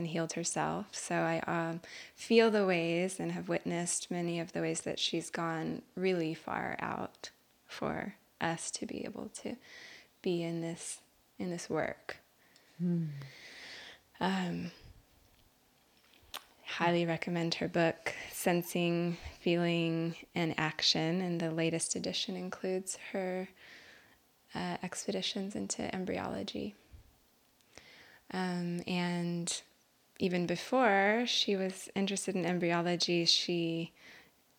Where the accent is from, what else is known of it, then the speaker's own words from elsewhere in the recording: Albuquerque, New Mexico, United States; moved away; born and raised in Albuquerque, New Mexico